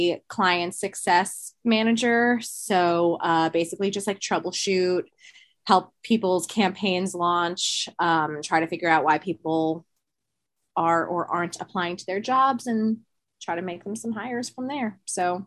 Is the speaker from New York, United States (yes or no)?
yes; Westchester, New York, United States; also born or lived in Queens, New York; I'm from Westchester, New York. I'm currently living in Queens, Astoria, also in New York